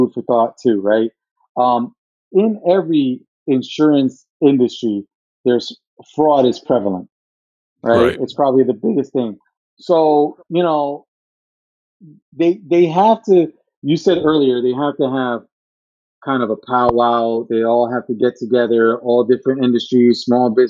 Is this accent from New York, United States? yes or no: yes; New York, United States; moved away; I'm from New York originally